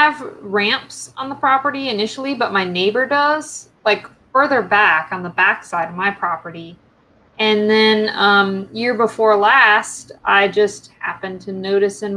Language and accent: English; Western North Carolina, United States; I grew up in Western North Carolina